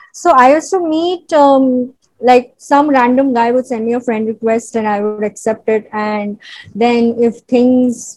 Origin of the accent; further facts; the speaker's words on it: Mumbai, Maharashtra, India; I am a film editor and I am from Bombay